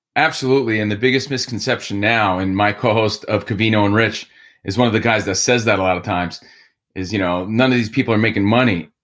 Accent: Union, New Jersey, United States; moved away as an adult; also born or lived in Encino, California / Woodland Hills, California; now in Sherman Oaks, United States; I'm from New Jersey, Union, New Jersey. I live now in Sherman Oaks

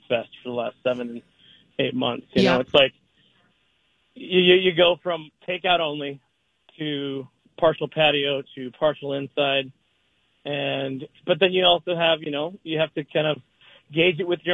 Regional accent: Prior Lake, Minnesota, United States; also born or lived in Savage, Minnesota; my hometown down in Prior Lake and Savage

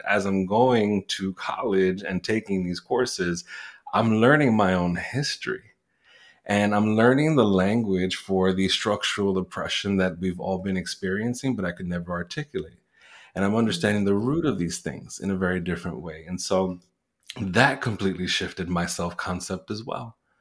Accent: New York City, New York, United States; first language Spanish; English is a second language; also born or lived in Puerto Rico; I was born in Puerto Rico. I was raised in the Bronx in New York City, not too far from Yankee Stadium

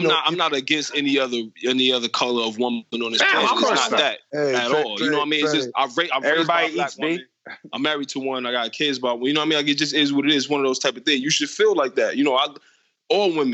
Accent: Detroit, Michigan, United States; growing up in Detroit

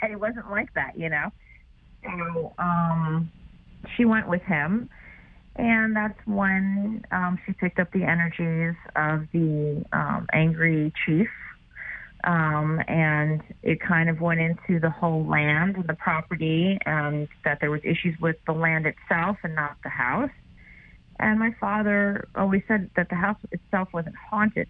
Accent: New York, United States; I'm a New Yorker

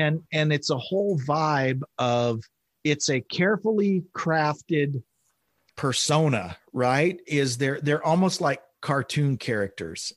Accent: Oklahoma, United States; I grew up in Oklahoma

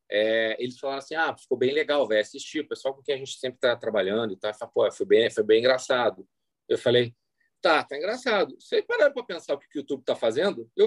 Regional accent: Argentina; accent: Argentine; tá claro, tá claro que o meu sotaque é de argentino quando eu falo espanhol.

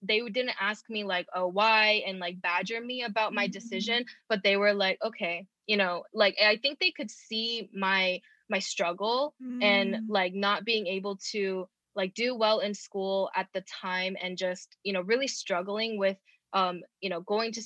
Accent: Georgia, United States; also born or lived in Los Angeles, California / Rowland Heights, California; I was born in LA and uh-huh. then but we moved here when I was really young, like 3 years old. So I pretty much grew up in Georgia

